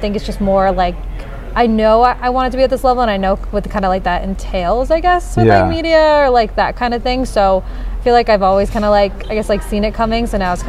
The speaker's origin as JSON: {"language": "English", "region": "New Jersey", "country": "United States", "tie": "born or raised there", "also_born_or_lived": "New York", "said": "Born in New York, actually. Born in New York. Yeah. But I was raised in New Jersey."}